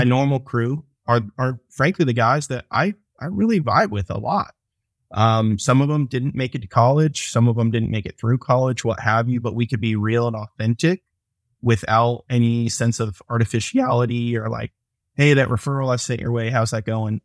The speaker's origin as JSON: {"language": "English", "town": "Atlanta", "region": "Georgia", "country": "United States", "said": "I'm from Atlanta."}